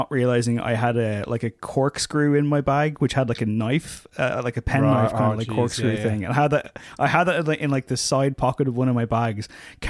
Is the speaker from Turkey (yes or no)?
no; San Diego, California, United States; including growing up in San Diego suburbia as a disaffected teenage skateboarder.